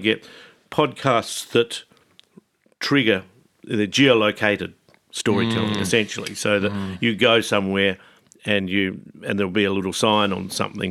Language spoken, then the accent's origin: English; Adelaide, South Australia, Australia; I'm from Adelaide.